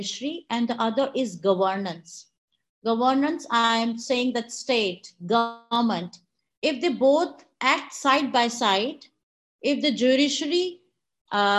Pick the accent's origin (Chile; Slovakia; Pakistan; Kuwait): Pakistan